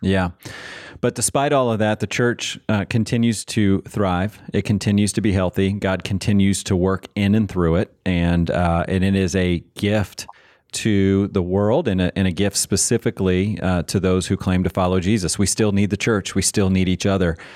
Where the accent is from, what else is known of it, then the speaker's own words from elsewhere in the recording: Manassas, Virginia, United States; I grew up in Manassas, Virginia